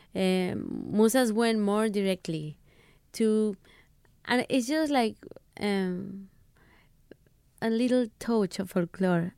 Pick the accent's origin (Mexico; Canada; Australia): Mexico; English is a second language; I come from Mexico